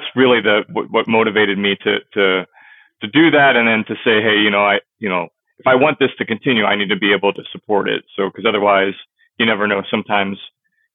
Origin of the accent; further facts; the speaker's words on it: St. Louis, Missouri, United States; also born or lived in O'Fallon, Missouri; I'm born and raised out of St. Louis. So in St. Louis, I was born in St. Louis.